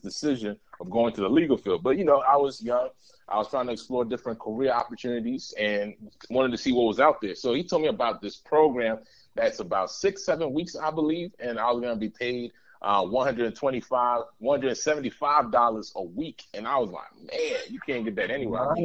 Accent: New York City, New York, United States; also born or lived in Michigan; now in Virginia, United States; I was actually raised in Queens, New York City

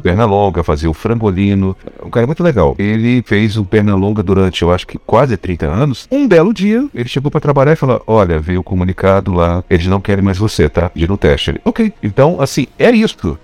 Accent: Pará, Brazil; eu sou paraense

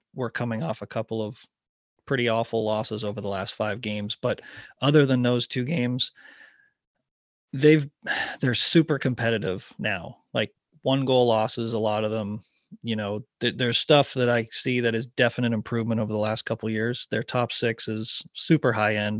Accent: Ottawa, Ontario, Canada; moved away as an adult; now in Raleigh, United States; I grew up there, I'd, I'd always call it my hometown

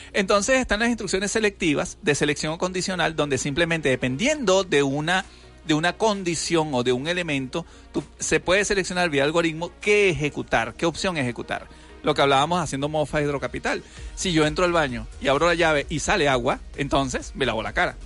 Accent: Venezuela; como buenos venezolanos

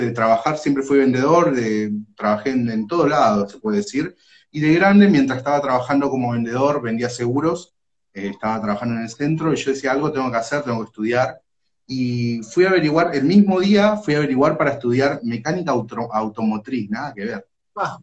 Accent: Ituzaingó, Corrientes, Argentina; now in Moreno, Argentina; vivo acá en Moreno, pero nací y me crié en Corrientes, en Ituzaingó

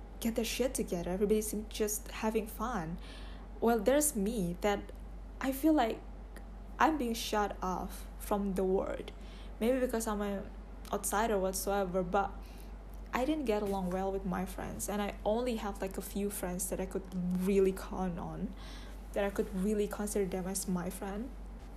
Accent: Indonesia; I'm 21 years old and I'm from Indonesia

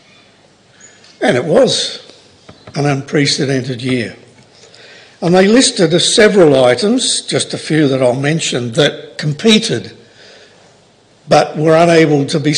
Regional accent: Oxford, South East England, United Kingdom; I was born in Oxford

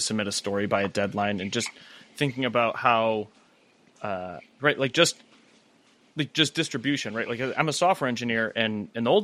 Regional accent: Strongsville, Ohio, United States; now in Oklahoma, United States; I'm from a suburb of Cleveland called Strongsville

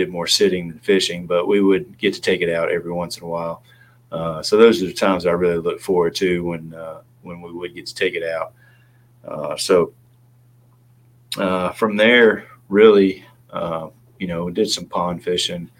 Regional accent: Clarksville, Tennessee, United States; moved away as an adult; also born or lived in Memphis / Louisville / Kansas City / Richmond; now in Raleigh, United States; in Clarksville. And grew up there, went to school at Tennessee Tech University

